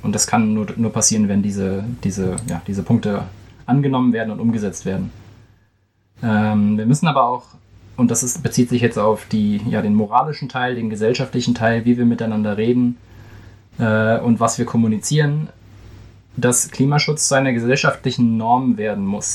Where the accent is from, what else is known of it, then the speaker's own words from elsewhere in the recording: Germany; ich als Deutscher